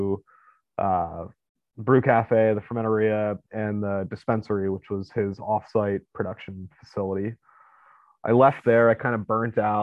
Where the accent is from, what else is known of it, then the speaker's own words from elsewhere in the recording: Downingtown, Pennsylvania, United States; also born or lived in Kutztown, Pennsylvania / Ocean, New Jersey / Williamsport, Pennsylvania; I grew up in Downingtown.